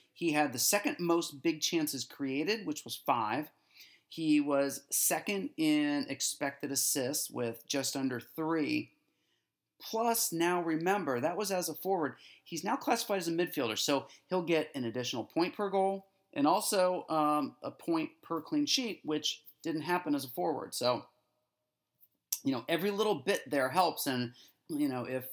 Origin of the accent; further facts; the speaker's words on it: United States; especially as an American